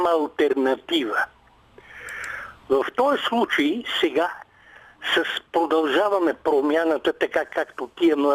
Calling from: Sofia, Sofia City, Bulgaria; Името ми не е чак толкова важно. От София съм.

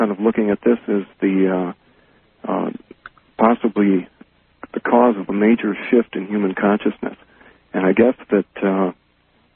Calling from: Minneapolis, Minnesota, United States; I'm calling from Minneapolis

